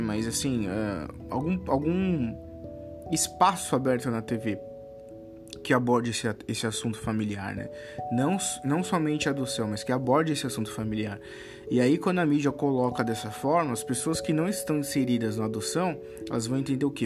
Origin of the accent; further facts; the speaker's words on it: Brazil; por mais que eu tenha nascido no Brasil